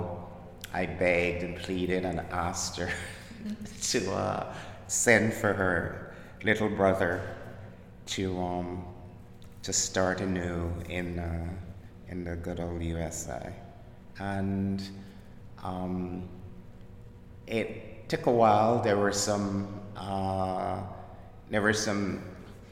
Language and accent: English; Barbados; accent: Caribbean; moved away as an adult; now in Brooklyn, United States; I was born in Barbados in the Caribbean and emigrated to Brooklyn.